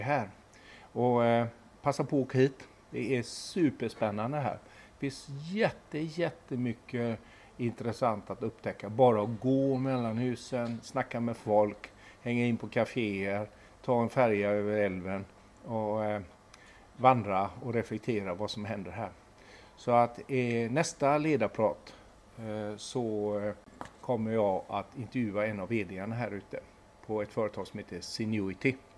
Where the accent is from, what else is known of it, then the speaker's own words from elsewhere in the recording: Gothenburg, Västra Götaland, Sweden; som göteborgare